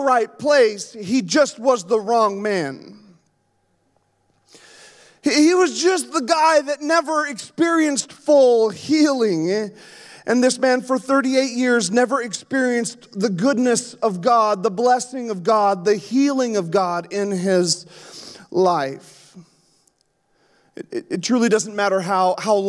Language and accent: English; Yukon, Canada; moved away; also born or lived in Alaska; I grew up in the Yukon